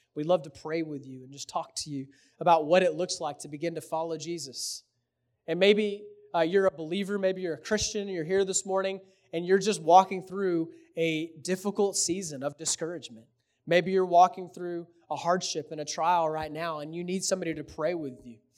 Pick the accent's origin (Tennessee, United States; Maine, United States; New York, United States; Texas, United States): Texas, United States; Houston; I'm from Houston, so I'm a Rockets fan.